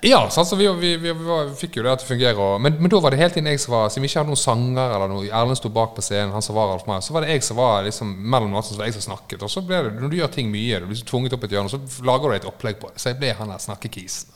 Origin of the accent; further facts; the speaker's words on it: Bergen, Vestland, Norway; Jeg er fra Fridal-området